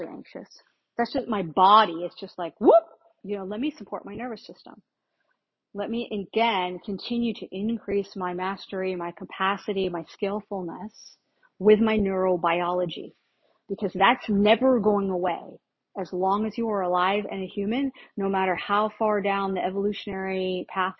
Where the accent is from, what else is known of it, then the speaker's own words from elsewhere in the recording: Northeast, United States; moved away; I grew up in the Northeast.